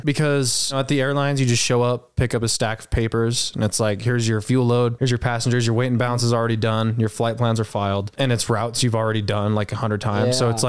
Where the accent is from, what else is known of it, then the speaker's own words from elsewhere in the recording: Roy, Utah, United States; I grew up in Roy.